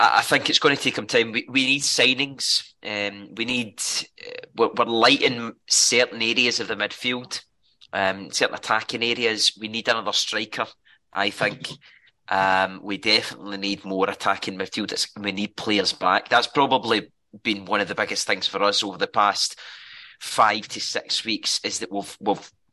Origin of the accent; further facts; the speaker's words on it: Irvine, Scotland, United Kingdom; moved away; I'm originally from Irvine